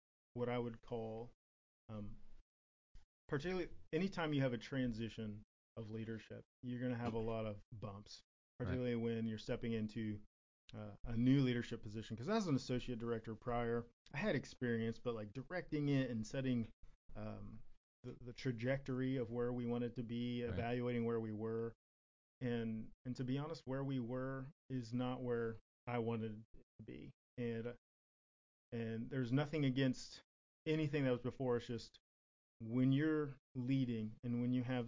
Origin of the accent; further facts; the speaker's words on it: Kansas City, Missouri, United States; moved away; I was born and raised in Kansas City